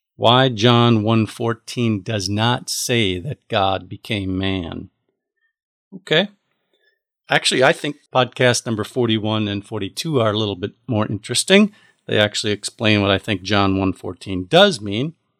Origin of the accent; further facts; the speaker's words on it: United States; I am an American